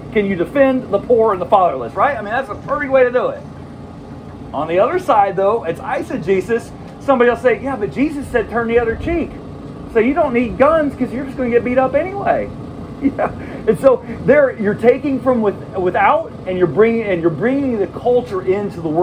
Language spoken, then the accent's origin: English; Chattanooga, Tennessee, United States; in my hometown, Chattanooga, I live about 30 miles north of Chattanooga